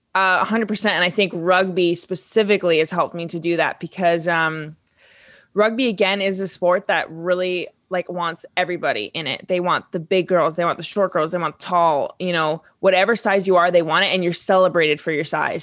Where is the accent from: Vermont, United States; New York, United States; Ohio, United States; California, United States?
Vermont, United States; I come from Vermont, which is not a big sports state